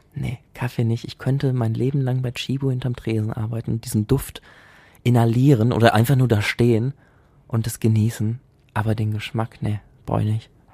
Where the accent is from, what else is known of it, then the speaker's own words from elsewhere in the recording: Essen, North Rhine-Westphalia, Germany; also born or lived in Altenessen, Essen / Münsterland; ich bin in Frohnhausen aufgewachsen